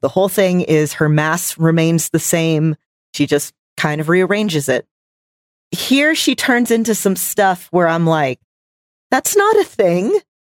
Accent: Texas, United States; I'm from Texas where football is life

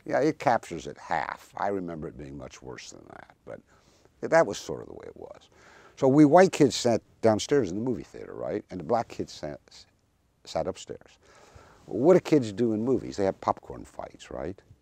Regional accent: Kentucky, United States; moved away; also born or lived in Moscow, Russia; growing up in the Jim Crow South

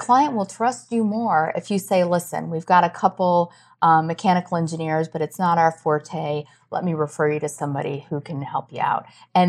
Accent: Iowa, United States; I grew up in Iowa. There's a lot of hunting.

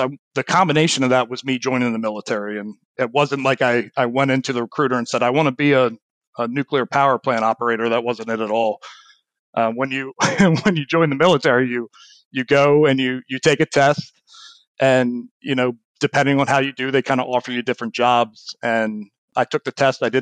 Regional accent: Baltimore, Maryland, United States; moved away as an adult; I grew up in Baltimore

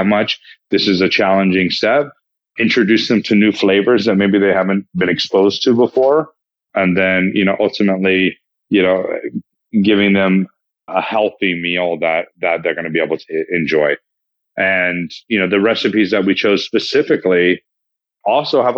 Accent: Placerville, California, United States; also born or lived in Texas; now in Los Angeles, United States; I was born in Texas, but raised in Northern California

